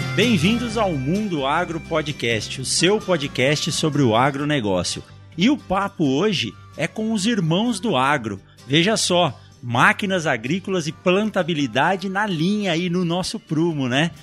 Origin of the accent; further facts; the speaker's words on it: São Paulo, Brazil; Eu nasci em São Paulo